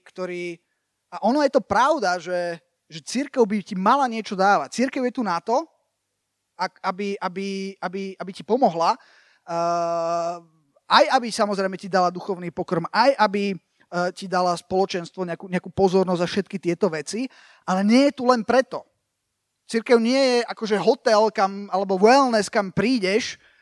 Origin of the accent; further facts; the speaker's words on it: Slovakia; moved away as an adult; also born or lived in United States; som obrátil v Amerike, ale potom som sa vrátil na Slovensko